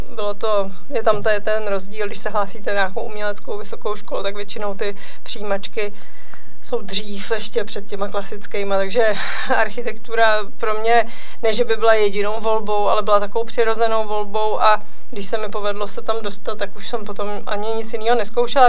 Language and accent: Czech; Mariánské Lázně, Karlovy Vary Region, Czechia; Já jsem se narodila v Mariánských lázních v roce 79, takže ještě eh, v minulém režimu, takže já jsem těch prvních deset let prožila